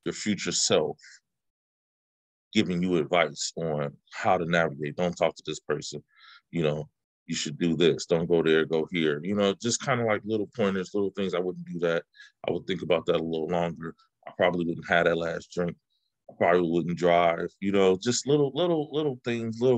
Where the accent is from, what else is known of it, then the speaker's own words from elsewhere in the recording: Oakland, California, United States; I'm from the Bay Area, I'm from Oakland, and, you know, I'm a kid from the 80s and the 90s